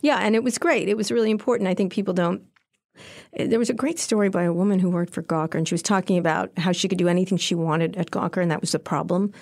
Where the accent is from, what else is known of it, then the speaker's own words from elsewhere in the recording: Princeton, New Jersey, United States; moved away as an adult; also born or lived in Philadelphia, Pennsylvania / Long Island, New York / Roslyn Harbor, New York / Washington, D.C.; I grew up in Princeton mostly